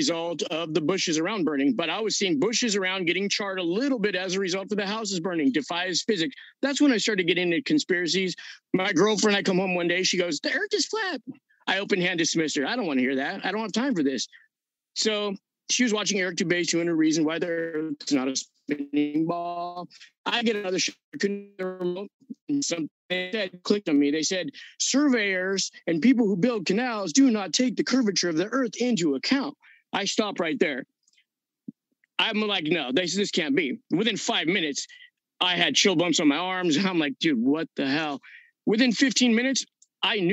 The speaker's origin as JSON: {"language": "English", "region": "Southern California", "country": "United States", "said": "I'm from Southern California"}